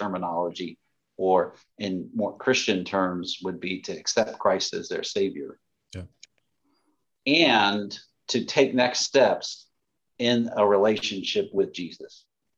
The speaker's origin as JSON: {"language": "English", "town": "Lakewood", "region": "Ohio", "country": "United States", "tie": "born or raised there", "said": "I was born in the Cleveland area"}